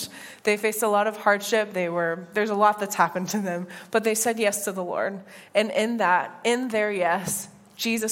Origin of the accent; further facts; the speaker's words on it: United States; moved away as an adult; now in Northern Ireland; as an American